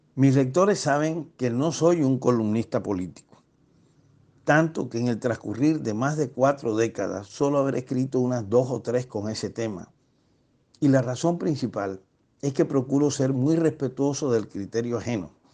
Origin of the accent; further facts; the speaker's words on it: Barranquilla, Atlántico, Colombia; Yo, como costeño caribe y barranquillero